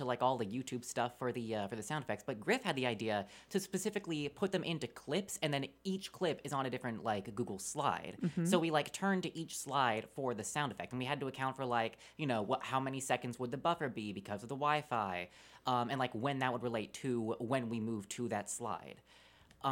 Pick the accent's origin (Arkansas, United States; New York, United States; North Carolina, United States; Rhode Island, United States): Arkansas, United States; Pangburn; I am from Pangburn, Arkansas